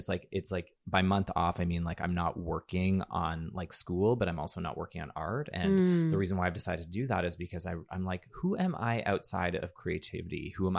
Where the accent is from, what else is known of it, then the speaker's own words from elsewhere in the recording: Alberta, Canada; also born or lived in Toronto; I'm from Alberta, so, you know, and I know there's stereotypes about Alberta as well